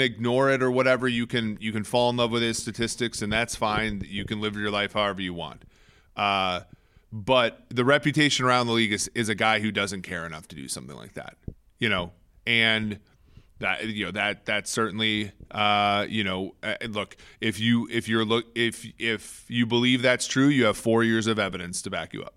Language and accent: English; Minnesota, United States; I'm from Minnesota